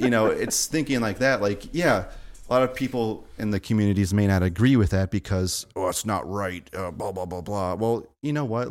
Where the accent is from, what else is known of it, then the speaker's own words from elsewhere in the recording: Yorkville, Illinois, United States; I grew up in Yorkville